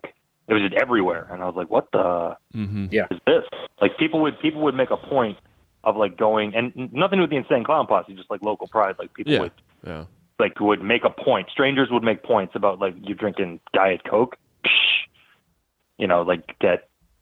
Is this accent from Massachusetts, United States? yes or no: yes; Boston, Massachusetts, United States; I grew up in Boston